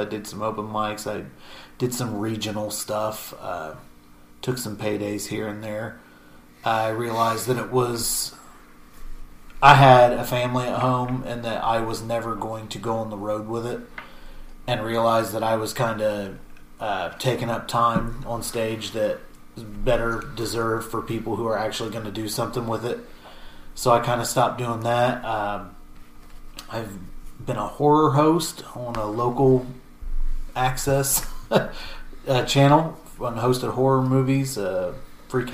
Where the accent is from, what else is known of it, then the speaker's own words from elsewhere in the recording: Matthews, Indiana, United States; I'm from Grant County in Indiana, around Matthews, Indiana. Population when I was growing up was 1,100